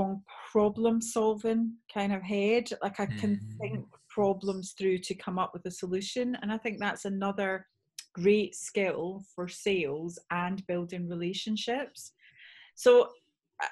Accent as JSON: {"language": "English", "region": "Scotland", "country": "United Kingdom", "also_born_or_lived": "Bath", "moved": "yes", "said": "although I'm from Bath, I'm actually Scottish."}